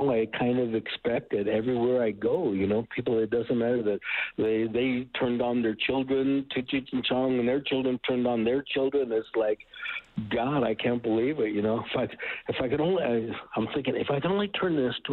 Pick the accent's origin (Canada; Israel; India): Canada; And I love, love mezcal now, and now even being Canadian, you you enjoy it too.